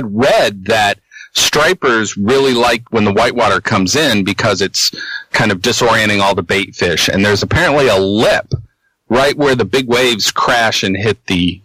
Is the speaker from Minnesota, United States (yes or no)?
no; Exeter, New Hampshire, United States; in my hometown, they removed the dam